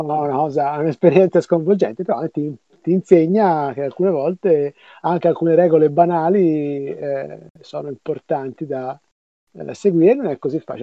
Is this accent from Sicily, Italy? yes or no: no; Florence, Tuscany, Italy; io sono di Firenze